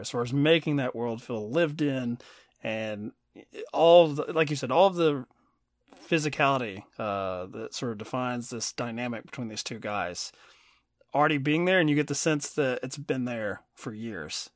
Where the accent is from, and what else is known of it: Kentucky, United States; born or raised there